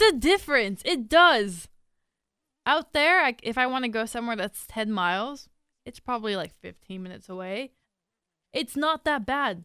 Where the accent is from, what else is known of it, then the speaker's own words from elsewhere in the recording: Inland Empire, California, United States; We're from the Inland Empire